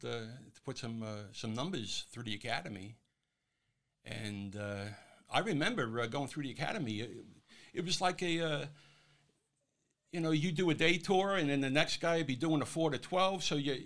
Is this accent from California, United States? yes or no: no; New York City, New York, United States; moved away as an adult; also born or lived in Vermont; now in Orange County, United States; I was born in Hollis, but we moved around quite a bit. You know, Jamaica.